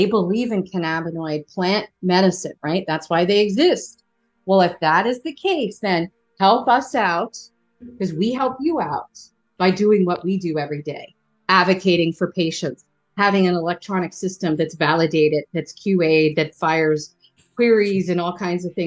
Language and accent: English; Philadelphia, Pennsylvania, United States; I'm from Philly. We say guys.